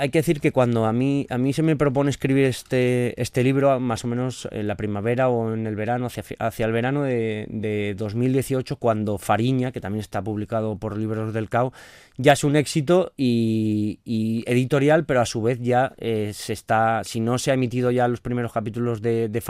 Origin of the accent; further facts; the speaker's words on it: Ceuta, Spain; como eh, nacido y criado en Ceuta